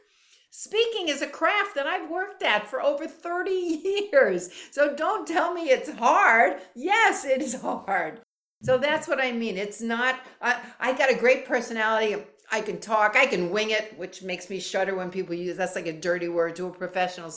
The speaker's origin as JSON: {"language": "English", "region": "New York", "country": "United States", "moved": "yes", "lives_now": "Florida, United States", "said": "I'm from New York"}